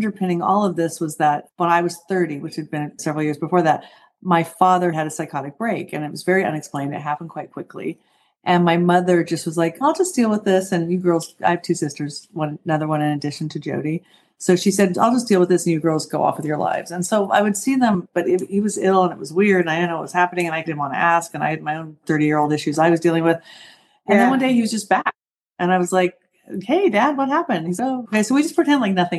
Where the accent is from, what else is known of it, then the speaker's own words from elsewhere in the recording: Southern California, United States; I grew up in Southern California